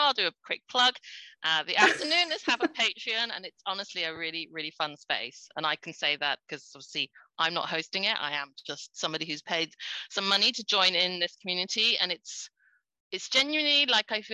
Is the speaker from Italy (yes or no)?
no; United Kingdom; I'm British born Chinese.